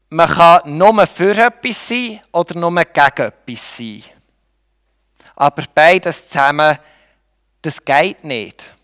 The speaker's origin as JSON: {"language": "German", "country": "Switzerland", "said": "Wir können höchstens noch, in dem sind wir Schweizer gut, wir können höchstens neutral sein."}